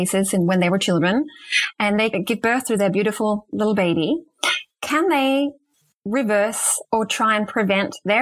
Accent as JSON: {"language": "English", "country": "Denmark", "moved": "yes", "said": "I'm from Denmark originally"}